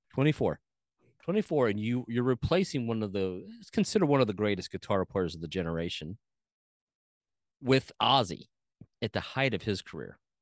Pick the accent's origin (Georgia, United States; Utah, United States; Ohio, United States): Ohio, United States; Cincinnati; growing up in Cincinnati